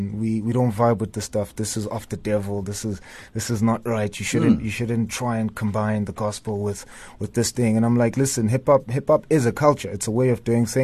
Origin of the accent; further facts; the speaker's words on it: Tembisa, Gauteng, South Africa; I come from Tembisa, born and raised there.